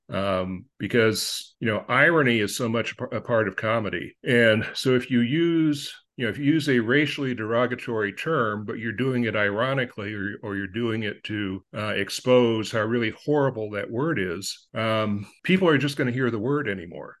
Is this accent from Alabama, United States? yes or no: no; Upland, California, United States; also born or lived in Agoura Hills, California; grew up in Upland, California, and I now reside in Agora Hills, California.